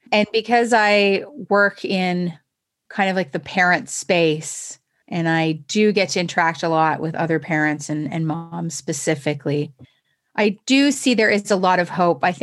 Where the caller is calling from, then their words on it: Toronto, Ontario, Canada; So I'm in my home in Toronto.